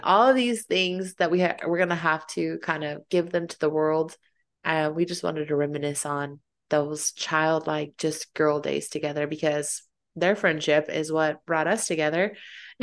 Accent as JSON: {"language": "English", "town": "Fayetteville", "country": "United States", "moved": "yes", "said": "I'm from Fayetteville"}